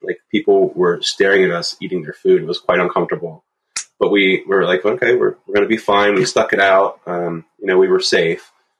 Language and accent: English; Bedford, Pennsylvania, United States; I grew up in a little town called Bedford, Pennsylvania, on a dairy farm.